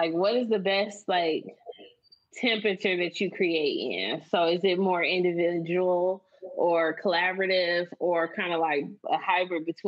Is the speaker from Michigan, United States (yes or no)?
yes; Michigan, United States; we're both from Michigan, but we are both from different places in Michigan.